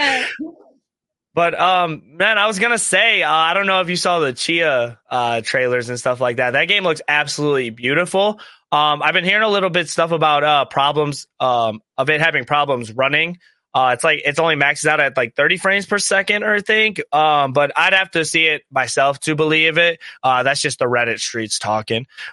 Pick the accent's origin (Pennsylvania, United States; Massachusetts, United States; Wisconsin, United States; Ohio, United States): Ohio, United States; we're from Ohio